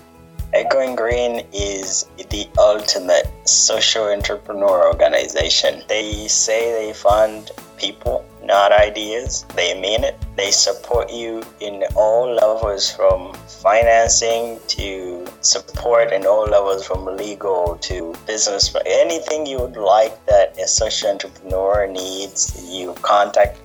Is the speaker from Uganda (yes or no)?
yes; Uganda; moved away; also born or lived in California; I was born and raised in Uganda